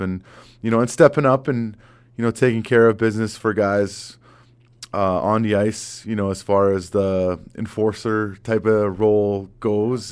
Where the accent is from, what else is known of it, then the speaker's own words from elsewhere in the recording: Vancouver, British Columbia, Canada; moved away as an adult; also born or lived in Boston / Manhattan Beach; now in Calgary, Canada; growing up in Vancouver, you had the mountains and the ocean